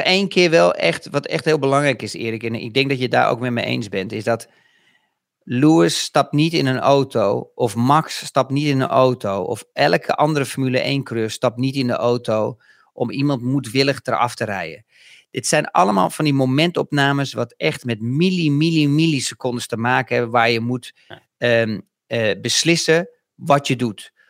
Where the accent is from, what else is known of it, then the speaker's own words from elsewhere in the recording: Netherlands; ons als Nederlanders